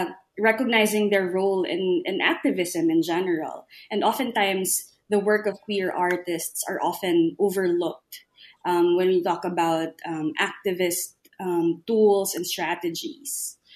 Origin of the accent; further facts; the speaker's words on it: Philippines; I'm from the Philippines.